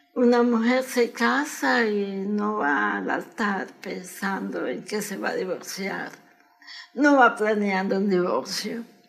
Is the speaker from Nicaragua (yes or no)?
yes; Managua, Nicaragua; born or raised there; moved away as an adult; now in United States